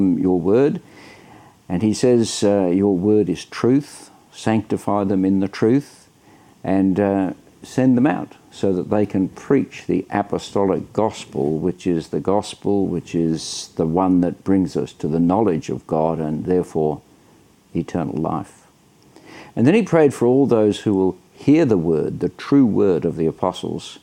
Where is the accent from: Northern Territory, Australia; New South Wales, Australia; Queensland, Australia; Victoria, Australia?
New South Wales, Australia; Sydney; I'm from Sydney, Australia.